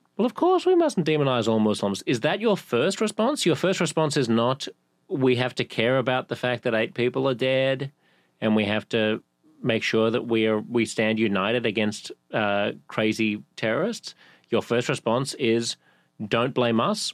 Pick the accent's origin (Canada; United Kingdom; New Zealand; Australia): Australia; Sydney, New South Wales; moved away as an adult; now in New York, United States; I've lived here in my adult life for longer than I've lived in any other city, including Sydney.